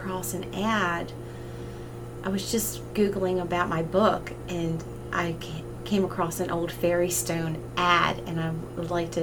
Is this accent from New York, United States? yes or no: no; Maryland, United States; my home state